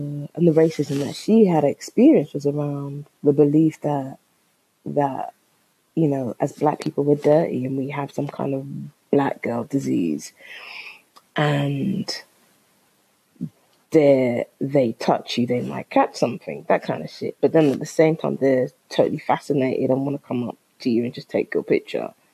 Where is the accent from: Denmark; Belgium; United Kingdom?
United Kingdom; London; I'm from London